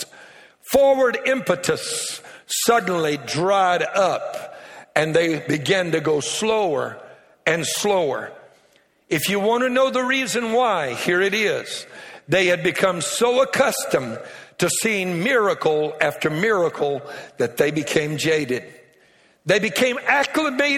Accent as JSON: {"language": "English", "region": "Louisiana", "country": "United States", "said": "I'm a Cajun from Louisiana"}